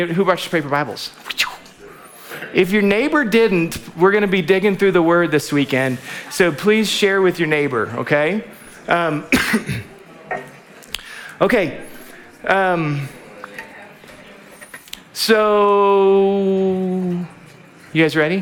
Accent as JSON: {"language": "English", "region": "Alaska", "country": "United States", "also_born_or_lived": "Waco", "moved": "yes", "said": "I'm from Alaska"}